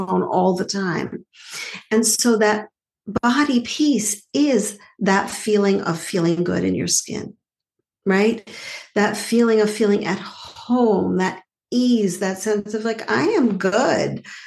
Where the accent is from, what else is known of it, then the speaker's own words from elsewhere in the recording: Montreal, Quebec, Canada; I grew up in Montreal